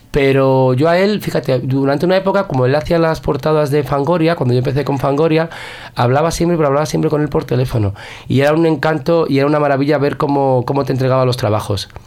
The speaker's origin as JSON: {"language": "Spanish", "town": "San Sebastián", "region": "Basque Country", "country": "Spain", "said": "Soy de Donostiarra, porque en Donostia hay mucha, mucha clase."}